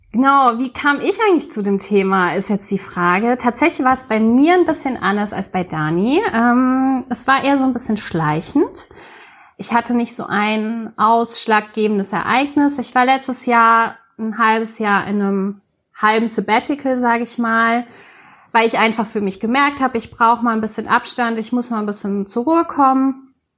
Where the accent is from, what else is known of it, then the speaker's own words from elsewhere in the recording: near Mainz, Rhineland-Palatinate, Germany; Ich komme aus Mainz, ich bin ein echtes Mainzer Mädchen. Zwar nicht ganz echt, ich bin nicht ganz in Mainz geboren, aber zumindest in der Umgebung